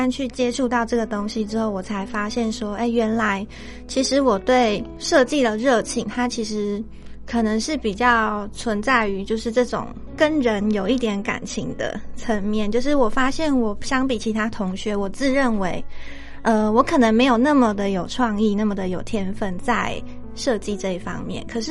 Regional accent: Tainan, Taiwan; moved away as an adult; now in Yuanli, Taiwan; 对，我是台南的女孩。

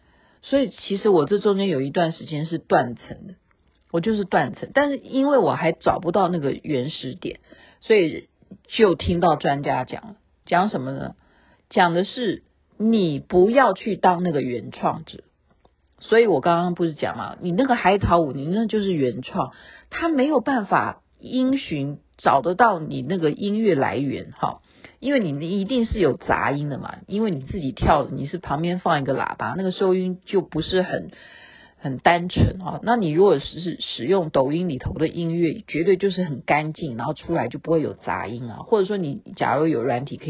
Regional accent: Taoyuan, Taiwan; 我是台湾的，台湾桃园的，台湾话要这样说，爸爸叫做爸爸

